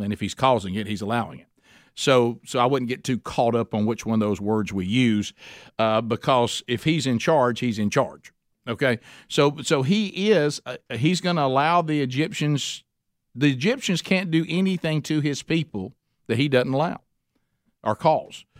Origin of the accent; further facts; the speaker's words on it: Oxford, Alabama, United States; my hometown, Oxford, Alabama